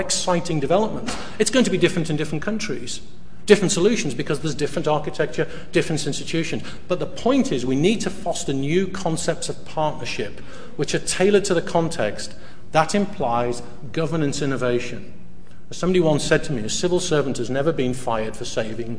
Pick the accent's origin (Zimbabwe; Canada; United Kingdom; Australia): United Kingdom; moved away as an adult; also born or lived in north of the Netherlands; now in Netherlands; I'm British, but I live outside. I've been living outside the UK for close to 7 years now.